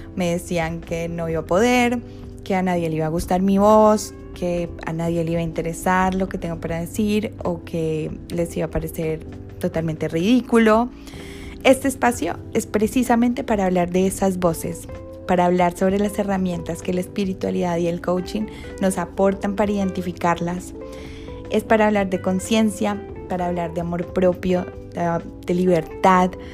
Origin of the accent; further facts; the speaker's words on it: Colombia; moved away as an adult; now in Argentina; soy colombiana emprendedora